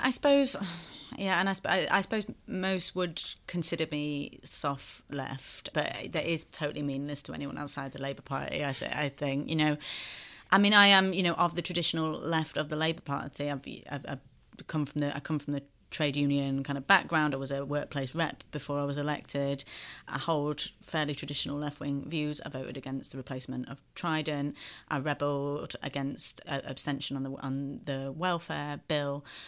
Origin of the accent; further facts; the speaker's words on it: Sheffield, Yorkshire and the Humber, United Kingdom; a very happy childhood growing up in Sheffield, and, uh, I'm so proud to represent my home city now